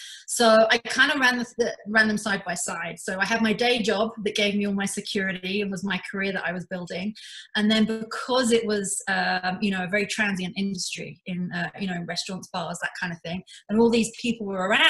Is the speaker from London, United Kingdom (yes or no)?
yes; London, United Kingdom; now in Canada; So I've been in Canada for 19 years. I immigrated here from London in the UK.